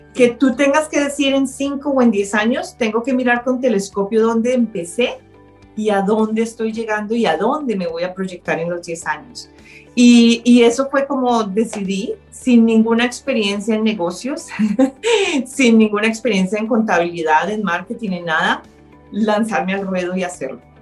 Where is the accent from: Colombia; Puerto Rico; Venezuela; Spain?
Colombia; moved away as an adult; now in Canada; Nací en Colombia y llegué al Canadá hace 17 años